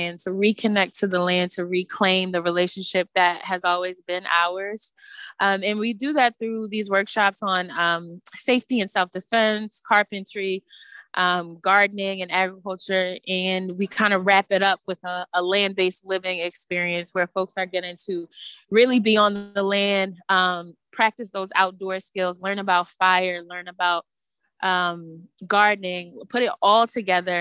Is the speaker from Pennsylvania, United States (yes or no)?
yes; Philadelphia, Pennsylvania, United States; I was born and raised in Philadelphia